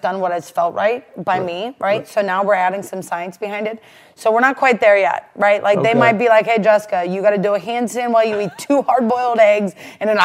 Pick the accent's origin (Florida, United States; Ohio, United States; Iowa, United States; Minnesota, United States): Ohio, United States; Rootstown; also born or lived in Akron, Ohio / Cleveland, Ohio; I'm from Ohio. I'm from Rootstown is really where I'm from, and I know you guys probably have no idea where that's originally from, but it's a suburb of Akron